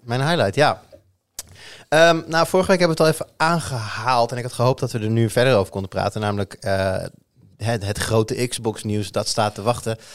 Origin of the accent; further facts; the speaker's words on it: Netherlands; we staan toch over het algemeen ook wel bekend Nederlanders als vrij goed in eh, een woordje over de grens spreken